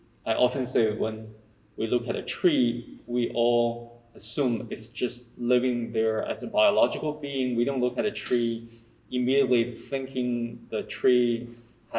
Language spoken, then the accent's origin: English; China; moved away; also born or lived in United States / Hong Kong; I grew up in China